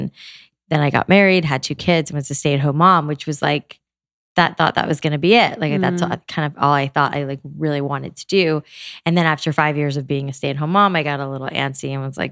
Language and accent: English; South Florida, United States; I grew up in South Florida